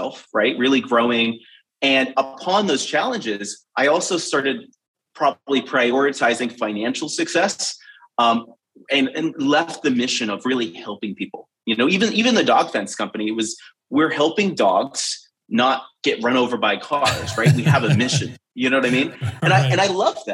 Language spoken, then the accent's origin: English; United States; I grew up between Boston and Providence